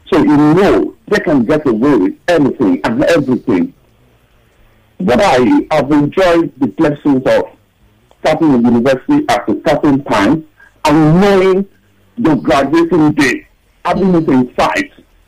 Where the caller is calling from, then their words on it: Tottenham, London, United Kingdom; I'm calling from Tottenham.